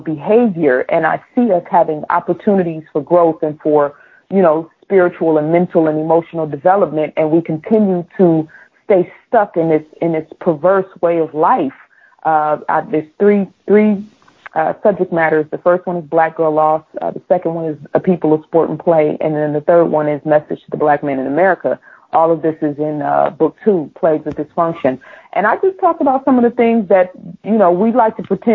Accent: Oakland, California, United States; now in Georgia, United States; me growing up in Oakland

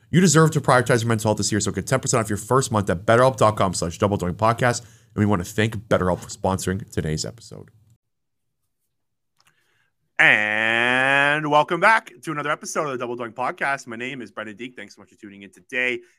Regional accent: New Jersey, United States; I was born in New Jersey.

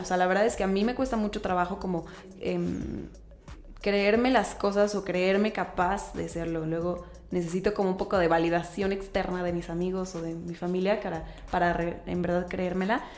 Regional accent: Querétaro, Mexico; yo soy queretana, queretana

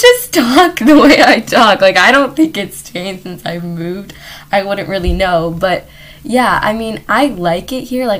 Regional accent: Los Angeles, California, United States; also born or lived in Chicago; my family moved here when I was like 8

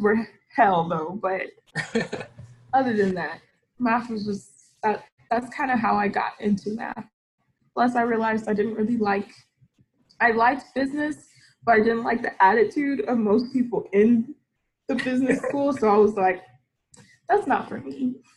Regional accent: Austin, Texas, United States; also born or lived in Houston / New York; I was born and raised in Austin. Lived there for 15 years, and when I was 15, my family moved to Houston

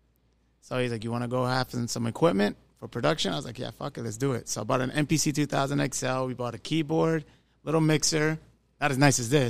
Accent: Dade County, Florida, United States; also born or lived in North Miami; I was born in Dade

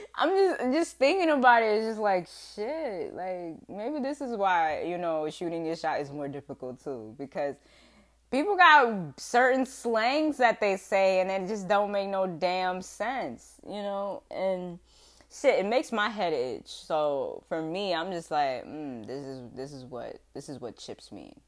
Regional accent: West Palm Beach, Florida, United States; accent: southern; now in Rhode Island, United States; because I'm southern, okay? I was born in West Palm Beach, Florida

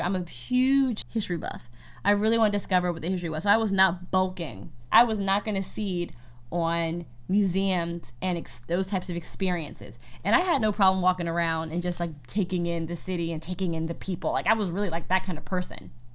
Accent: United States; I'm from America

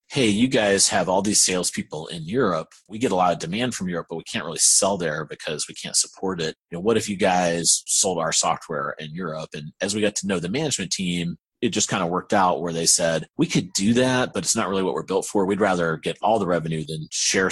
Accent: Aiken, South Carolina, United States; moved away as an adult; now in Raleigh, United States; I'm actually from South Carolina. There's a little town called Aiken.

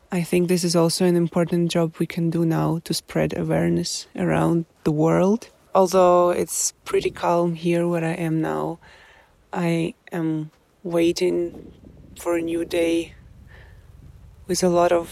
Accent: Kyiv, Ukraine; English is a second language; I am from Kiev, the capital of Ukraine.

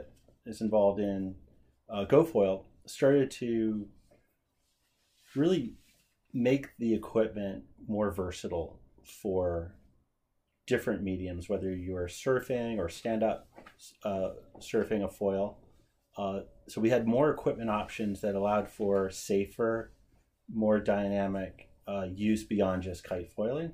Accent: Cape Cod, Massachusetts, United States; When I grew up on Cape Cod

